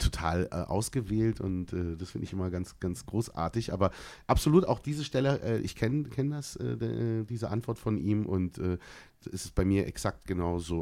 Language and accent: German; Berlin, Germany; bin ja in Berlin geboren auf meinem deutschen Ausweis